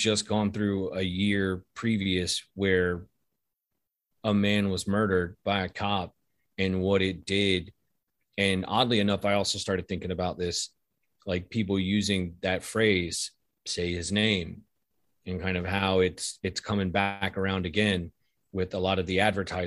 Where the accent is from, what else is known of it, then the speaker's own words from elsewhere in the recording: Wilmington, North Carolina, United States; My hometown, Wilmington, North Carolina